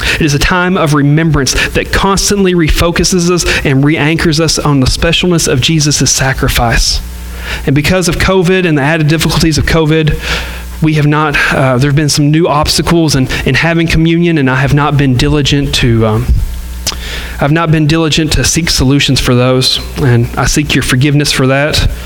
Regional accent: the South, United States; we're from the South and we love Southern churches

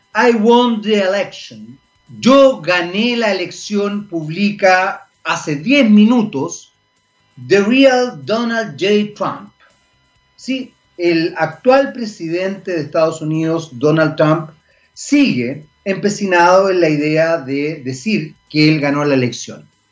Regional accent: Chile; Somos chilenos

